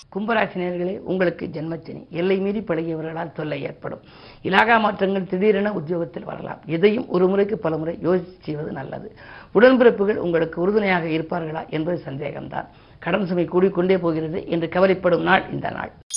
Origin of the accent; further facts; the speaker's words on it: Keezhasevalpatti, Tamil Nadu, India; என்னுடைய சொந்த ஊர் வந்து சிவகங்கை மாவட்டம் திருப்பத்தூருக்கு பக்கத்தில் இருக்கக்கூடிய கீழச்சுவல்பட்டி